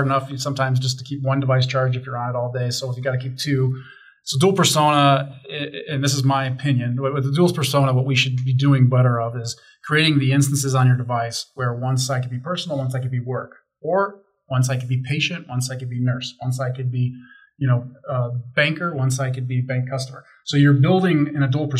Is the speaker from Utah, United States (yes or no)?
no; Chicago, Illinois, United States; now in Denver, United States; I grew up in Chicago